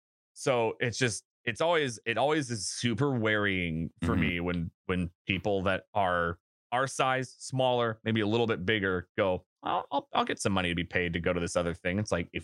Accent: Seattle, Washington, United States; And like, I'm from Seattle and know what Microsoft does.

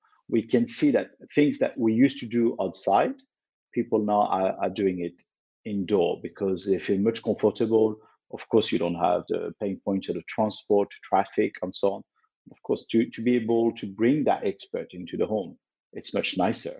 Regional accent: Lyon, Auvergne-Rhône-Alpes, France; I was born in Lyon, which is quite a famous town in France for its food

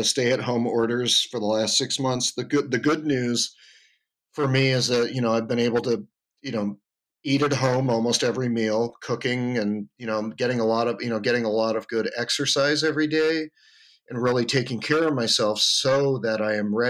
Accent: the Adirondacks, New York, United States; moved away as an adult; also born or lived in Twin Cities, Minnesota / Austin, Texas; now in San Francisco, United States; I grew up in the Adirondacks

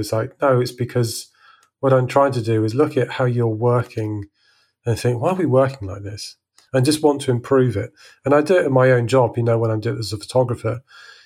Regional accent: Salisbury, South West England, United Kingdom; moved away as an adult; now in France; I grew up in Salisbury

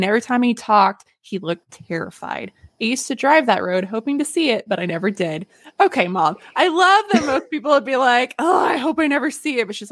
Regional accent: North Central Arkansas, United States; moved away; also born or lived in Little Rock, Arkansas; I moved out of North Central Arkansas, and I got to Little Rock

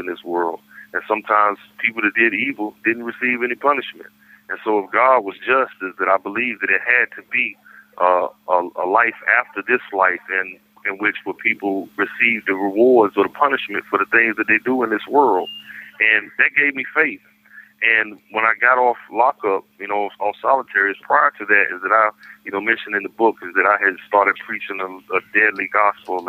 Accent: Raleigh, North Carolina, United States; I'm from Raleigh

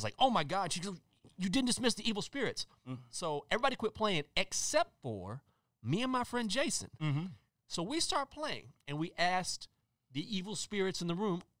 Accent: Breckenridge, Texas, United States; my hometown, Breckenridge, Texas, in 1982

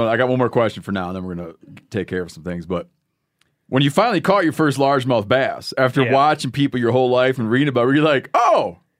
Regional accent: Coeur d'Alene, Idaho, United States; I'm from Coeur d'Alene, Idaho.

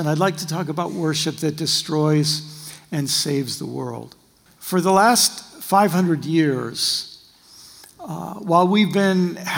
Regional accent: United States; by my accent, you'll know I'm from the far western colonies that went through a Brexit about in the 18th century

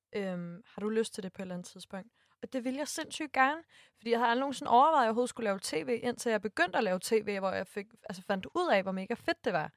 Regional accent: Næstved, Zealand, Denmark; jeg er fra Næstved

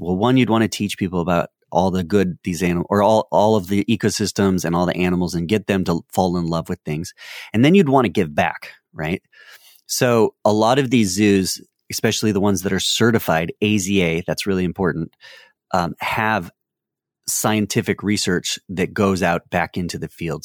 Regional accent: North Carolina, United States; I'm from North Carolina

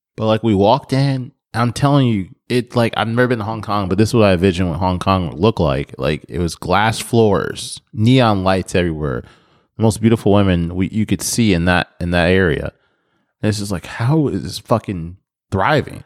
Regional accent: Nebraska, United States; moved away; growing up in Nebraska

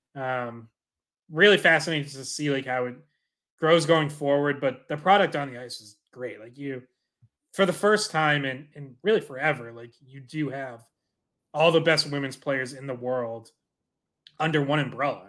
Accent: Dracut, Massachusetts, United States; I'm from Dorica, so I'm with you, like, went to Lockmart's games growing up, Lowell Spinners

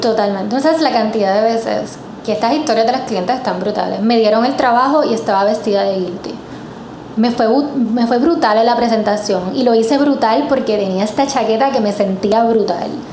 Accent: Puerto Rico

